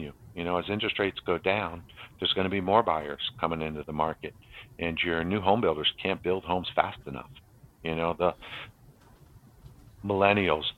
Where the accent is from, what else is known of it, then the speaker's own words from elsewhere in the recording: Maryland, United States; moved away as an adult; also born or lived in New Jersey; I moved from New Jersey back to Maryland, where I'm from